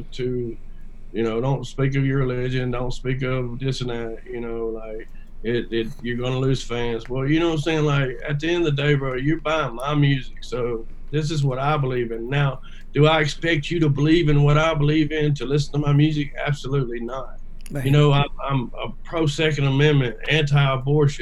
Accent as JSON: {"language": "English", "town": "West Monroe", "region": "Louisiana", "country": "United States", "tie": "born or raised there", "said": "I grew up in West Monroe, Louisiana"}